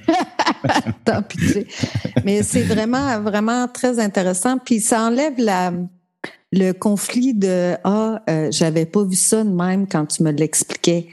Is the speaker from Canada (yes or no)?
yes; Matane, Quebec, Canada; moved away as an adult; also born or lived in Sainte-Thérèse; de Matane